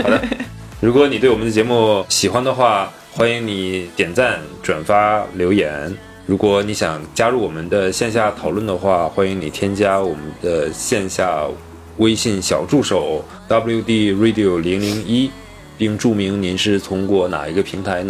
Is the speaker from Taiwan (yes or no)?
no; Northeast China, China; 因为其他我们大概也都看了嘛，那真的确实是，呃，用我们东北话叫矬子里面拔大个儿，就只能拔到这一个了，对吧？